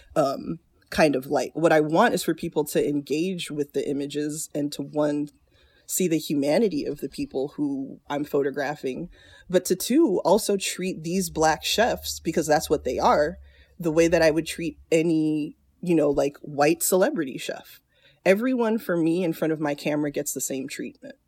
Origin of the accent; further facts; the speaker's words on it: South Florida, United States; moved away as an adult; also born or lived in Chicago / North Carolina; I grew up in South Florida.